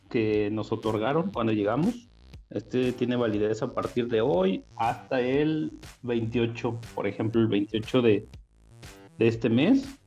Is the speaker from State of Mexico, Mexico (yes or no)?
yes; Toluca, State of Mexico, Mexico; soy de Toluca, Estado de México.